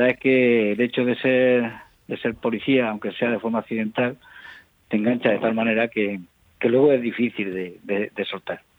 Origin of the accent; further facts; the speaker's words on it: Mula, Region of Murcia, Spain; Sí, soy de Mula, natural de la pedanía de Casas Nuevas